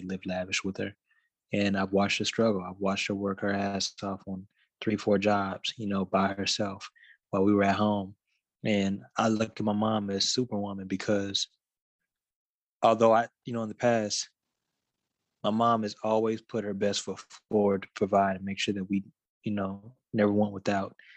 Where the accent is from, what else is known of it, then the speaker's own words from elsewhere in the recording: Dallas, Texas, United States; a musician from Dallas